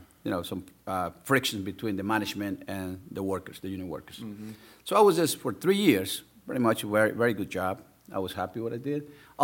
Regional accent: El Salvador; also born or lived in Miami, United States; now in Anne Arundel County, United States; I was born and raised in El Salvador, a third world country during a civil war.

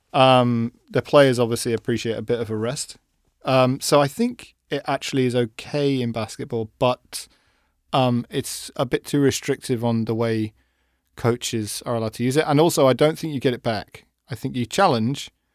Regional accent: England, United Kingdom; I'm English

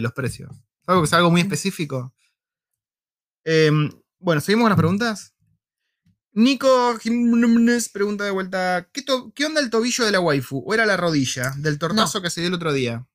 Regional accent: Argentina; en Argentina no tenemos tanta inmigración de esos lugares.

